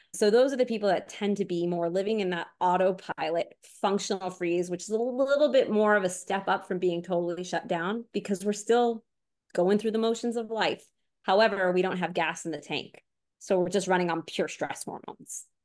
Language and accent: English; Long Island, New York, United States; moved away; also born or lived in Florida; I grew up on Long Island before my family moved to Florida